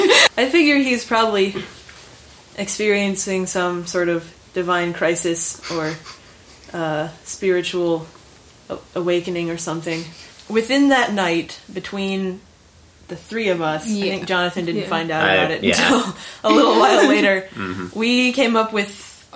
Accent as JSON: {"language": "English", "town": "Berea", "region": "Kentucky", "country": "United States", "moved": "yes", "said": "I'm from Berea, Kentucky."}